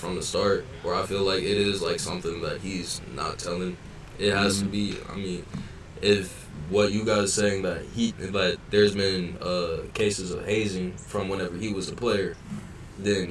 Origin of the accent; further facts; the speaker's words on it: Cincinnati, Ohio, United States; moved away; I'm from Cincinnati